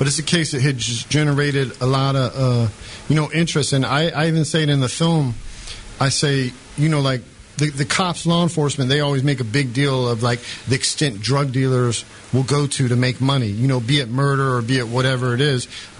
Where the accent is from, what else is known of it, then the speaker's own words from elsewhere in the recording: United States; I'm American